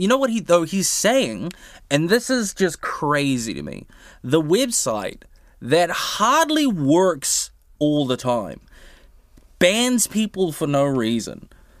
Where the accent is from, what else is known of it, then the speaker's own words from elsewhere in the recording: New Zealand; as a New Zealander